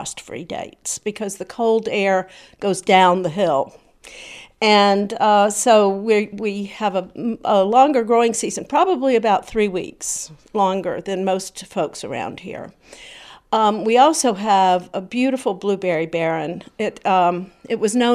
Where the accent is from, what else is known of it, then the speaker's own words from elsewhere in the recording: South Carolina, United States; moved away as an adult; also born or lived in New Jersey; growing up in South Carolina